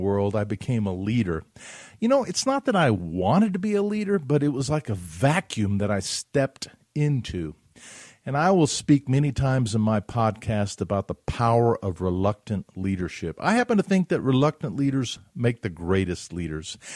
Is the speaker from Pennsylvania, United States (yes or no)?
no; Huntsville, Alabama, United States; my neighborhood where I grew up in Huntsville, Alabama